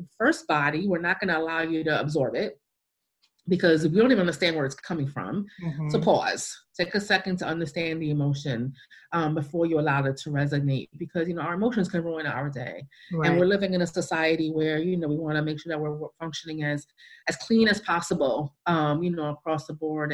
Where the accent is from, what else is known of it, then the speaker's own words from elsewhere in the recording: New York City, New York, United States; moved away; I'm a cityite. I'm from New York City, where the closest thing to a plant was my mother's plant garden in the window